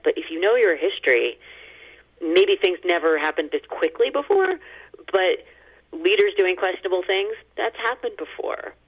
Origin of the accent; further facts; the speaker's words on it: United States; as an American